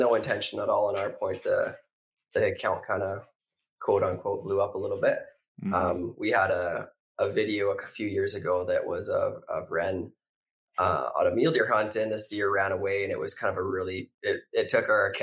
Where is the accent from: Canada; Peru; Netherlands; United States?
Canada; Central Alberta; Born and raised in Central Alberta, Canada.